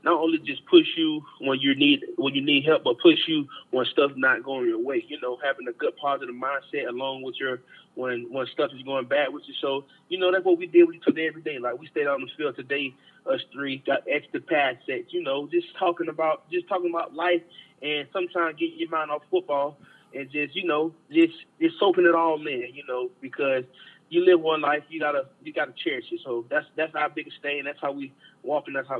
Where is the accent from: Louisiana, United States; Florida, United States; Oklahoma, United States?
Florida, United States; Jacksonville; I'm from Jacksonville, Florida